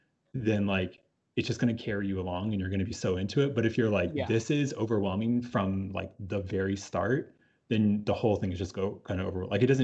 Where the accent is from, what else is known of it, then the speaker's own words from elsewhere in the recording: Australia; I was in a movie called Australia and I'm Australian